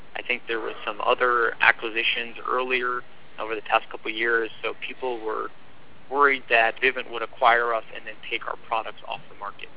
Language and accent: English; New Jersey, United States; moved away; also born or lived in Sydney, Australia; I'm originally from New Jersey